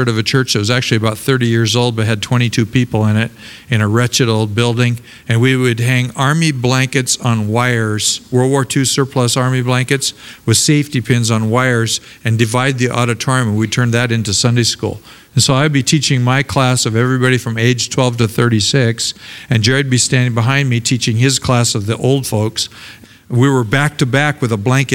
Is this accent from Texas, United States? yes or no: no; Portland, Oregon, United States; moved away; also born or lived in Los Angeles, California; I grew up in Portland, Oregon